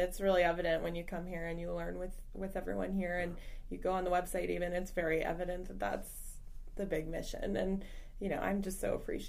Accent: Loudoun County, Northern Virginia, United States; also born or lived in Fairfax County, Virginia; I'm a loyal Fairfax Countyan, even though I grew up in Loudoun.

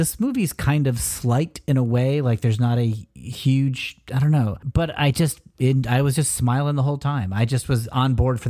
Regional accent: United States; We're born in America, but we're technically Canadian citizens.

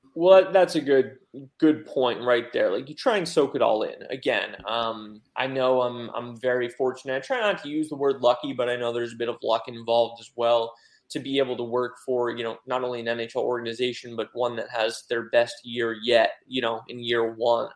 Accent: Pennsylvania, United States; moved away as an adult; also born or lived in Oregon; now in Raleigh, United States; I was actually back home in Pennsylvania visiting for a couple days while living in Oregon.

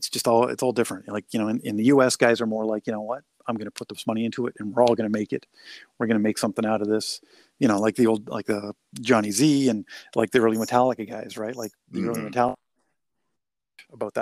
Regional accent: British Columbia, Canada; now in Ontario, Canada; I'm originally from the West Coast, like, so I kind of, you know, I always try to, if I'm going to play, I always want to try and play back in BC just cause it's my home

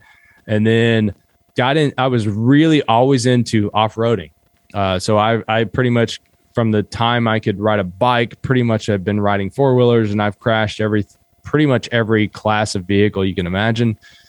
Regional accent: Kentucky, United States; I grew up in Southeastern Kentucky, and most people, when I say that I'm from Appalachia, I've noticed this a lot lately.

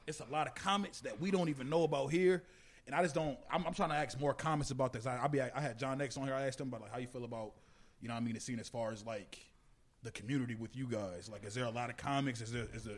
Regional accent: Minnesota, United States; We all from Minnesota

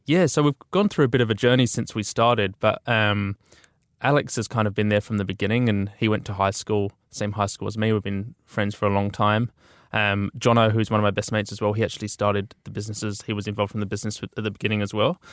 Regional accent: Auckland, New Zealand; also born or lived in Dunedin; we'd finished, sort of done our time in Dunedin and we're all from Auckland.

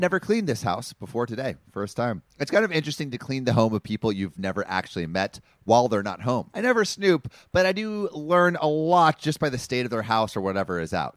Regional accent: Los Angeles, California, United States; Woodland Hills, like my, my hometown

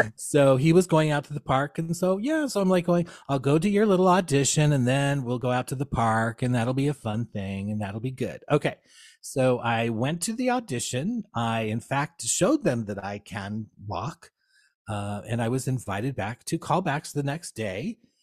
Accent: small town outside Springfield, central Illinois, United States; I grew up here in central Illinois. Um, small town, you know, um, outside Springfield, which is our capital

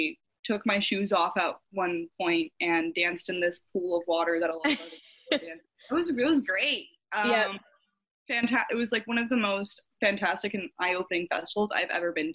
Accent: Canada; moved away as an adult; also born or lived in United States; now in Seattle, United States; I am Canadian, so I was born in Canada. I lived in the States for 10 years, and then my parents got divorced, and I moved back to Canada with my mom, mm-hmm. and I grew up there for the majority of my life

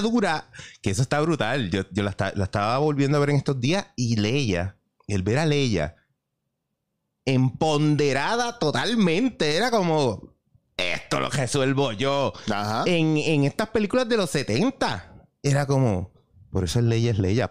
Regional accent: Carolina, Puerto Rico; now in San Juan, Puerto Rico; me crié en Carolina y voy en San Juan

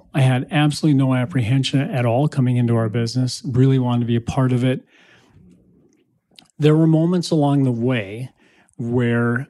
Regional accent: Shakopee, Minnesota, United States; grew up in Shakopee, Minnesota

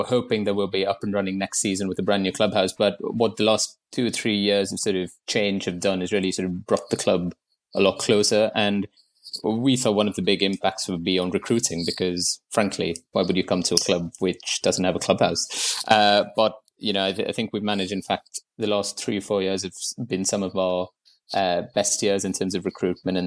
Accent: Mumbai, Maharashtra, India; moved away as an adult; now in London, United Kingdom; I moved to London in 2014 from Bombay, where I grew up

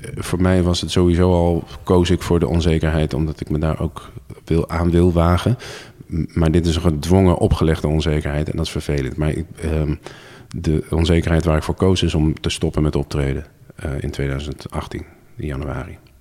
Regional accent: Zwolle, Overijssel, Netherlands; ik ben geboren en getogen Zwollenaar

